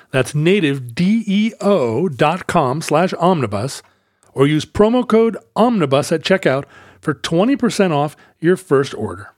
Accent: United States; also born or lived in Seattle, Washington / Alaska; Growing up partly in Seattle and partly in Alaska, we said pop

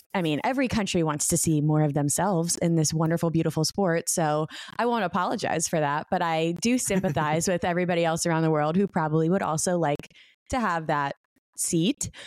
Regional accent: United States; my country, my home country of America

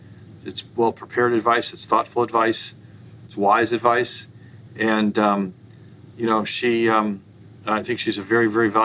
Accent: Indianapolis, Indiana, United States; I grew up in Indianapolis, Indiana.

